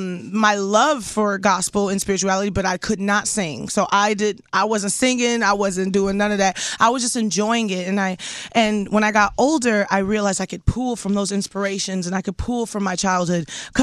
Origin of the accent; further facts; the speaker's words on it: Houston, Texas, United States; We're from the same city. Are you from Houston? H-Town, baby.